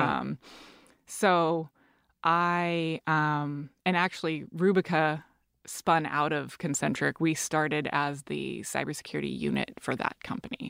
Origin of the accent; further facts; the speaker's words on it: Seattle, Washington, United States; I'm from Seattle.